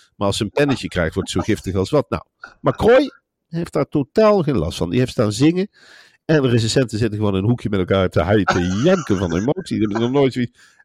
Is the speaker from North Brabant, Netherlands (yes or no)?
no; Gelderland, Netherlands; ik ben een Gelderlander